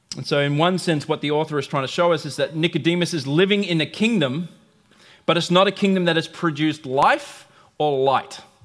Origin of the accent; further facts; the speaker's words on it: United States; I'm American